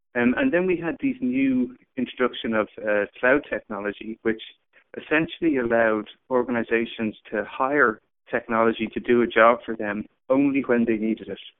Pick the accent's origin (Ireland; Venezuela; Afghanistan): Ireland; moved away as an adult; also born or lived in San Francisco; I grew up in Ireland.